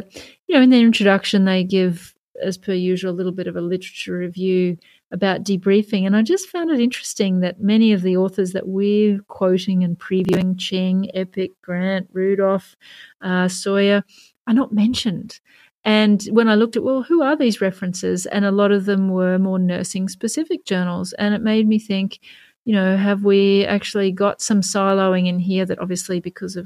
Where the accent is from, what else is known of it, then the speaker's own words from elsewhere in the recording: Canada; I'm a Canadian.